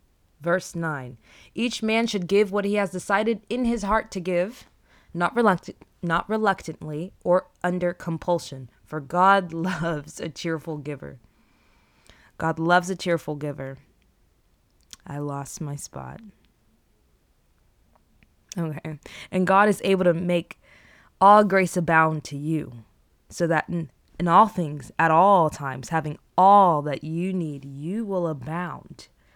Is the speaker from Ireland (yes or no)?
no; DR Congo; born there; I was born in Democratic Republic of the Congo, okay? I was born in the year 1999, and if you know anything about that year, okay, in Central and East Africa